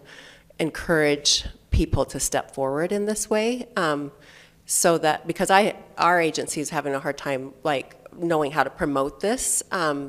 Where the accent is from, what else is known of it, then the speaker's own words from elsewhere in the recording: Rexburg, Idaho, United States; moved away; I'm from Rexburg originally